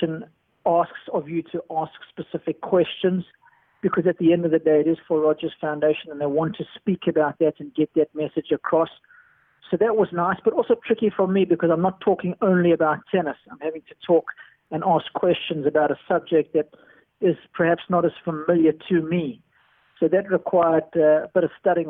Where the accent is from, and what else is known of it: South Africa